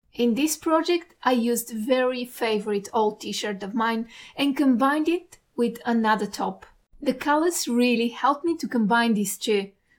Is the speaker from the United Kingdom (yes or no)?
no; Perth, Western Australia, Australia; from Perth, Western Australia.